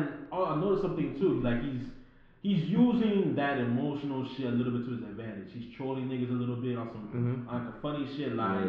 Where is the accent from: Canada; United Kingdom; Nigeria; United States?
Nigeria